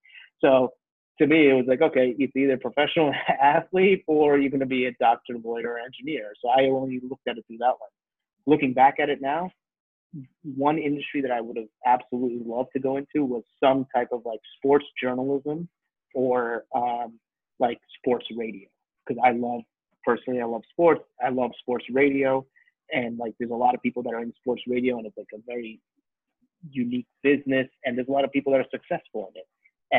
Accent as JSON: {"language": "English", "region": "New York", "country": "United States", "tie": "born there", "said": "I'm Indian, right? And so when you're growing up first generation Indian, I was born here. My parents born in India."}